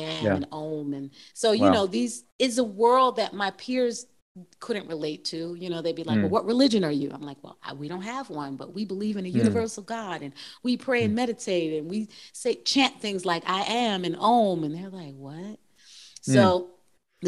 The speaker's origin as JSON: {"language": "English", "town": "Plymouth", "region": "Massachusetts", "country": "United States", "tie": "born or raised there", "said": "We grew up in Plymouth, Massachusetts on 300 acres of land"}